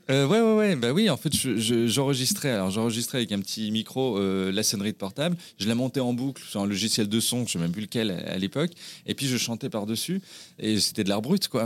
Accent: Brittany, France; also born or lived in Pessac, Gironde; j'ai fini en Bretagne à l'âge de moins d'un an et j'y ai vécu bah, finalement toute mon enfance tout toute mon adolescence

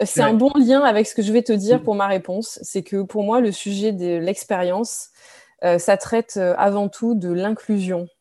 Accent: France; moved away; je suis née en France, je suis française

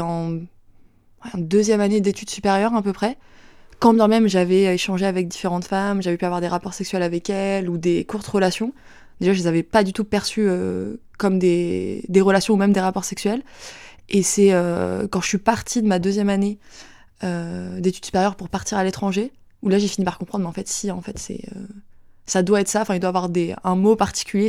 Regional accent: Saint-Étienne-du-Rouvray, Normandy, France; J'ai grandi à Saint-Étienne-du-Rouvray, donc euh, c'est une ville en Normandie près de, près de Rouen

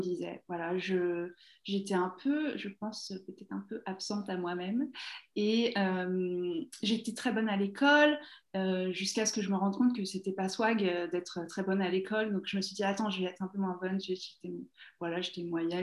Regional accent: Essonne, Île-de-France, France; moved away as an adult; now in Toronto, Canada; j'ai grandi en Essonne

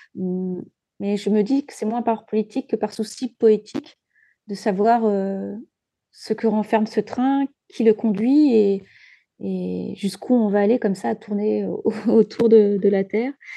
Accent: Djibouti; j'ai grandi à Djibouti, à la Corne de l'Afrique

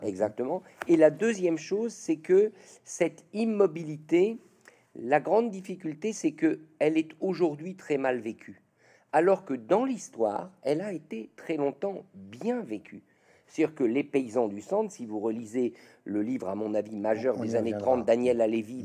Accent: Nièvre, Bourgogne-Franche-Comté, France; j'ai grandi aux côtés de ma mère, et il se trouve que j'ai grandi dans la Nièvre, au centre de la France

